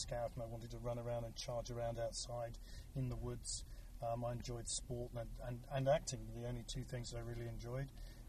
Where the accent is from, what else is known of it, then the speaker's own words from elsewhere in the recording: United Kingdom; As those listening can tell, I'm clearly British